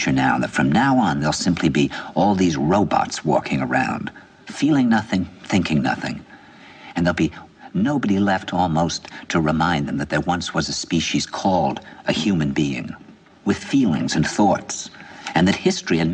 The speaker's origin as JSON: {"language": "English", "region": "New York", "country": "United States", "said": "\"Where are you from?\" And I said, \"New York.\""}